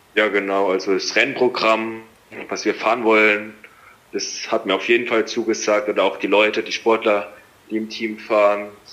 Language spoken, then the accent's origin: German; Landau, Rhineland-Palatinate, Germany; ich komme aus der Pfalz in der Nähe von Landau